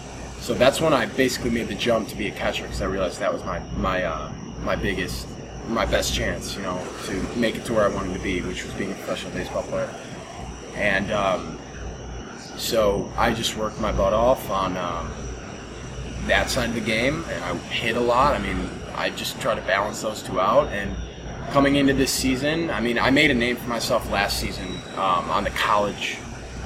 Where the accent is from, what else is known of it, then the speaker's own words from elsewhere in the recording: Chicago, Illinois, United States; my hometown, Chicago